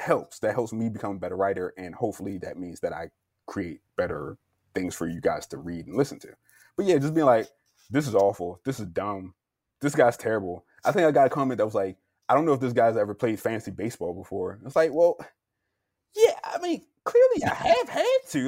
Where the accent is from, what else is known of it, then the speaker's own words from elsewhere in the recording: Baltimore, Maryland, United States; I'm originally from Baltimore, Maryland